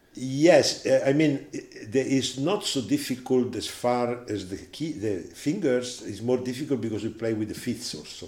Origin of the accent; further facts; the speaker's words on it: Italy; I was born in 1947 in Italy, close to Gardasei